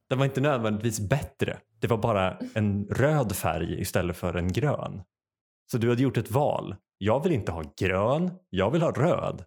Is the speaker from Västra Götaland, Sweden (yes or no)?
no; Uppsala, Uppsala County, Sweden; som Uppsalabo